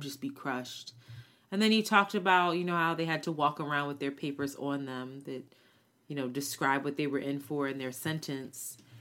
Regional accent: United States; one of the very few Americans

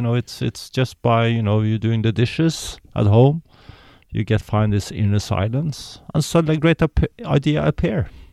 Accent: Norway; I'm born in Norway, which is a very privileged so, society.

